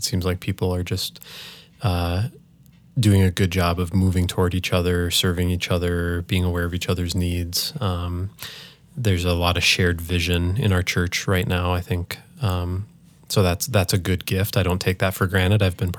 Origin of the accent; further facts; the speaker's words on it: Holdingford, Minnesota, United States; My parents are still in the house that I grew up in Holdingford, Minnesota, just north of St. Cloud.